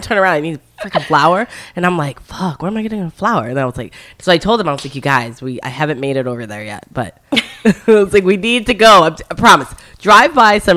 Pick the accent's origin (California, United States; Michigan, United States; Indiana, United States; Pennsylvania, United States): Michigan, United States; Detroit; now in Florida, United States; I'm from Michigan